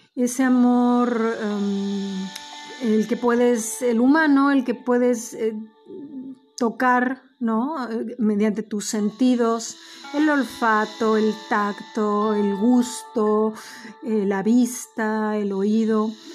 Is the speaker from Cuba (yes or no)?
no; Mexico; yo soy mexicana